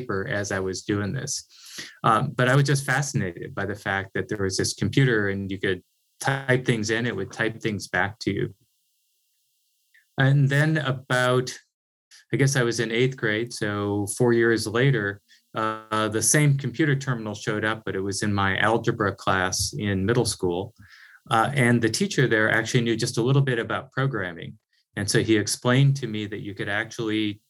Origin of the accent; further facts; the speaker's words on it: Northeast Iowa, United States; I grew up on a small farm in Northeast Iowa, really pretty far from any technology like we think about it today